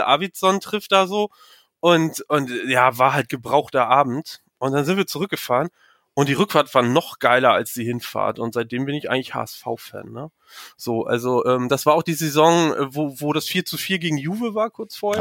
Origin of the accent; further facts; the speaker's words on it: Mecklenburg-Vorpommern, Germany; ich komme aus MacPom